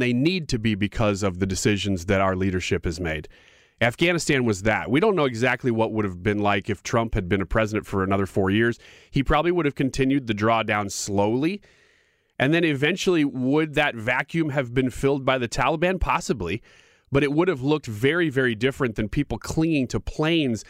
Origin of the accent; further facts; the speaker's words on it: United States; as an American